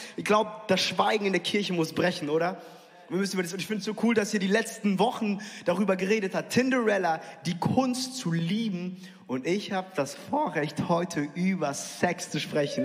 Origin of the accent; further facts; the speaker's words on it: near Frankfurt, Hesse, Germany; ich bin in der Nähe von Frankfurt aufgewachsen